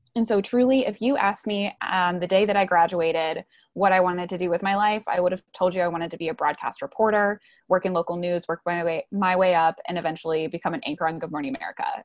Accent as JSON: {"language": "English", "area": "right outside of Milwaukee", "region": "Wisconsin", "country": "United States", "tie": "born or raised there", "also_born_or_lived": "Georgia", "moved": "as an adult", "said": "I grew up in Wisconsin, right outside of Milwaukee"}